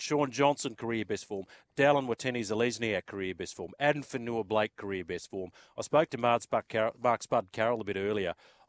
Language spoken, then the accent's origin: English; New Zealand; as a New Zealander